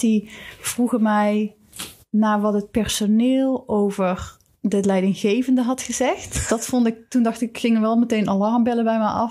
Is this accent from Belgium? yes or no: no; Netherlands; moved away as an adult; also born or lived in Switzerland; als Nederlander